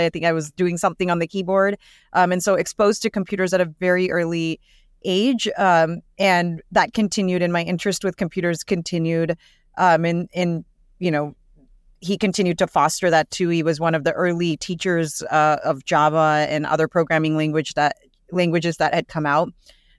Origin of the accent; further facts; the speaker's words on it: California, United States; Yeah, so I was born and raised in the Bay Area by immigrant parents.